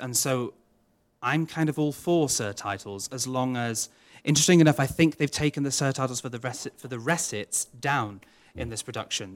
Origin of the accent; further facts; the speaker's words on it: Wales, United Kingdom; first language Welsh; English is a second language; Welsh is my mother tongue